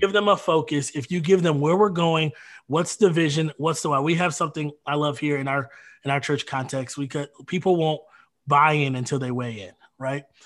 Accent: Detroit, Michigan, United States; moved away as an adult; also born or lived in Minnesota / Grand Rapids, Michigan; now in Kenosha, United States; I grew up in Detroit

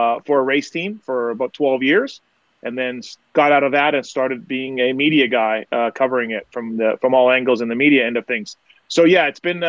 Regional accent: Manitoba, Canada; I'm from Canada. Grew up there, right in Manitoba, which is in the center of Canada

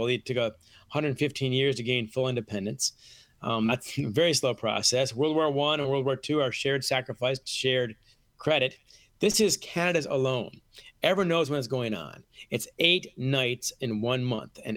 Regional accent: Ann Arbor, Michigan, United States; I was born and raised in Ann Arbor, Michigan, which is 45 minutes from Windsor

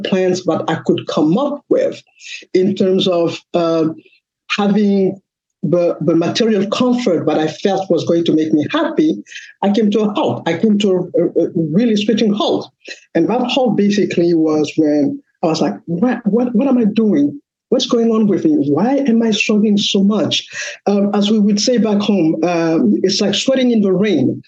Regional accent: Mali; moved away as an adult; now in United States; I am originally from West Africa, Mali

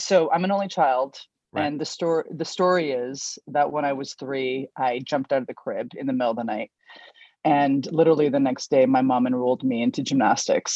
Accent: Victoria, British Columbia, Canada; I grew up in Victoria, BC

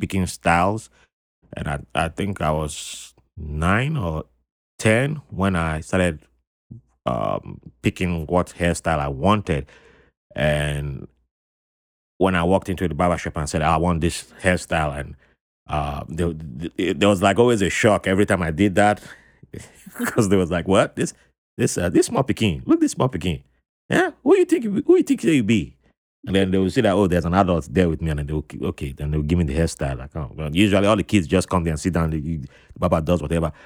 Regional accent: South South Nigeria, Nigeria; my part of Nigeria, the South Southern

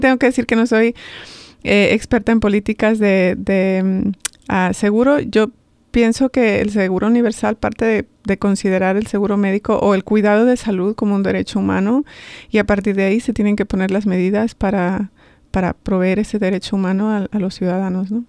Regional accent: Madrid, Community of Madrid, Spain; moved away as an adult; also born or lived in Cañar, Ecuador; now in Baltimore, United States; Crecí en Madrid, eh, en Vallecas, soy vallecana de corazón.

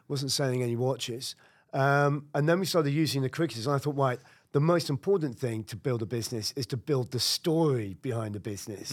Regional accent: United Kingdom; moved away as an adult; now in Brooklyn, United States; I'm a Brit

